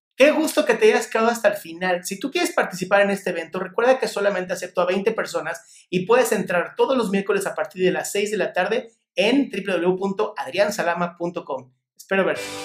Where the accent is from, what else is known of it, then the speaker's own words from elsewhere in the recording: Mexico; Aquí en México decimos chancla que aviento